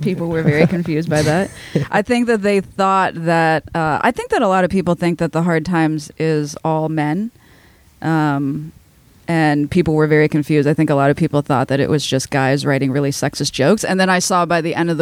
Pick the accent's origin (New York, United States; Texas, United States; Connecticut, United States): New York, United States; Binghamton; My hometown is Binghamton, New York, just upstate from here